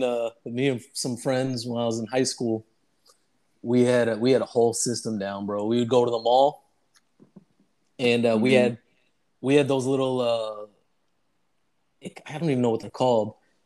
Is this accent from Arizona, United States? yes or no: yes; Arizona, United States; growing up in Arizona, you don't see too many lawns.